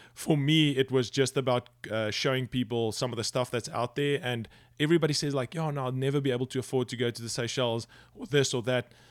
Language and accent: English; South Africa; moved away; also born or lived in United Kingdom; growing up in South Africa